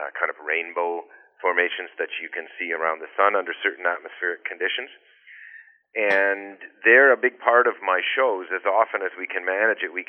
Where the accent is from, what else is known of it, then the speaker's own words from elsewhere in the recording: Georgian Bay, Ontario, Canada; also born or lived in British Columbia; now in Cobourg, Canada; I grew up driving boats on Georgian Bay